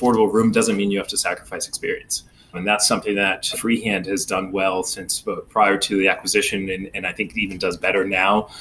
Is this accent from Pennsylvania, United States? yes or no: no; Maine, United States; moved away as an adult; also born or lived in Miami; now in New York, United States; growing up in Maine, I went to college down in Miami